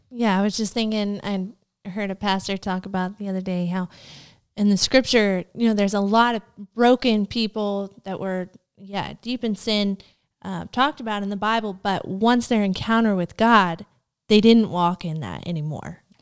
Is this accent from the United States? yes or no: yes; Tennessee, United States; moved away as an adult; we're originally from Tennessee